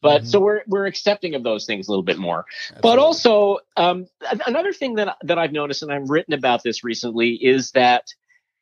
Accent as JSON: {"language": "English", "town": "New York City", "region": "New York", "country": "United States", "tie": "born or raised there", "said": "I grew up in Manhattan and I still live there."}